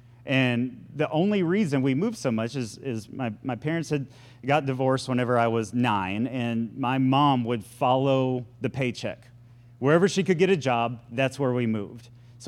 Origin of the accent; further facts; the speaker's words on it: Florida, United States; born there; also born or lived in Texas / Wisconsin / Point Comfort, Texas; I moved a lot whenever I was a kid. And I mean, I was born in Florida. We moved to Texas.